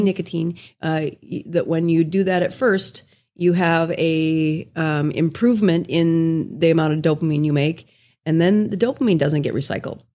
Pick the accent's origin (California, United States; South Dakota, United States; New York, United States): South Dakota, United States; moved away as an adult; also born or lived in Salt Lake City, Utah; I did my residency in Salt Lake City, Utah, and I'm from South Dakota